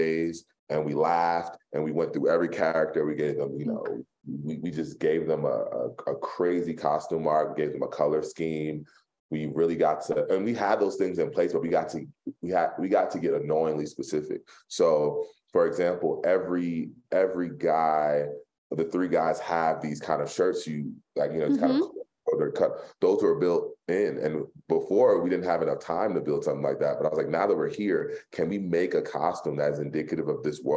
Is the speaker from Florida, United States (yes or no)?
no; Philadelphia, Pennsylvania, United States; I'm from Philly